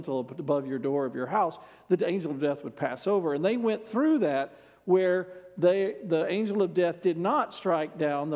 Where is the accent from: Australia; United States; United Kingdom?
United States; as an American